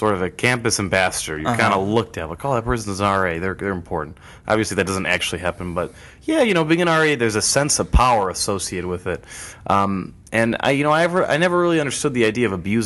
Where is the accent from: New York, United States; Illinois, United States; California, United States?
Illinois, United States; Northbrook; I've actually been there my whole life